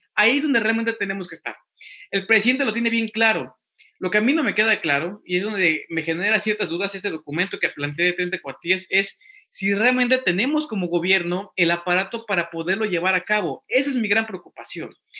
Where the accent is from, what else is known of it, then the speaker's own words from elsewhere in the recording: Mexico; now in United States; somos mexicanos, somos mexicanos y como mexicanos, estando en México, estando en el extranjero